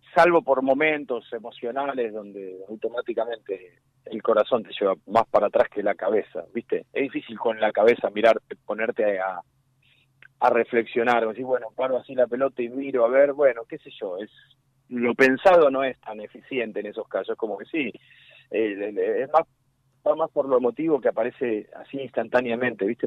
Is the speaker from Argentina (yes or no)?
yes; Argentina; era así como todo argentino futbolero de mi generación